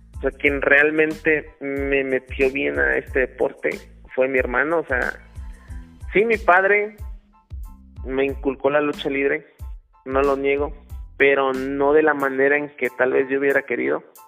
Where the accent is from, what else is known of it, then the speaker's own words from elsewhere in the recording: Saltillo, Coahuila, Mexico; moved away as an adult; now in Mexico City, Mexico; se la llevó hasta Saltillo, Coahuila, entonces prácticamente toda mi vida me la pasé allá